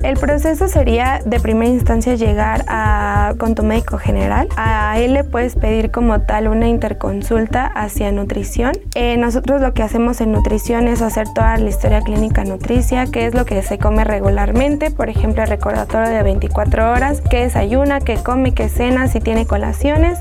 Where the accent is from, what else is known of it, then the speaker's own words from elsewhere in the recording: Mexico; nosotros como mexicanos